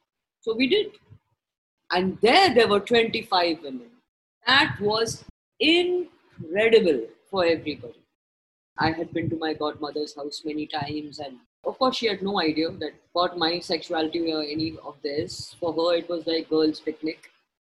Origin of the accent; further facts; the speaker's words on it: Mumbai, Maharashtra, India; We are people from Bombay, on the beach, feeling this euphoria of being in each other's company and eating good food and talking.